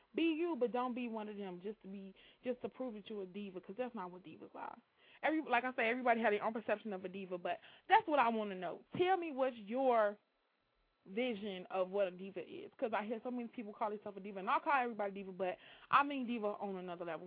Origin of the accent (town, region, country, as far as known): Chicago, Illinois, United States